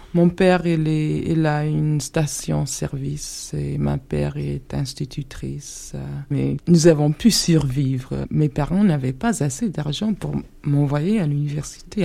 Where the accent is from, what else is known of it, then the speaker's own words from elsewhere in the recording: Alabama, United States; French is a second language; je suis née au Sud, j'ai passé toute mon enfance.